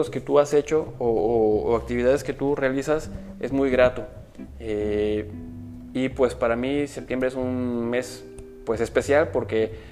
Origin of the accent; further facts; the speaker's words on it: Puebla, Mexico; Entonces, este, por eso le puse del sur para el norte, ¿por qué? Porque pues yo vengo de Puebla